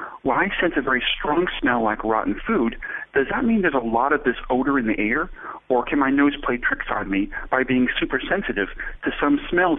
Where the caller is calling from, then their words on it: Cambridge, Massachusetts, United States; from Cambridge, Mass. In the USA.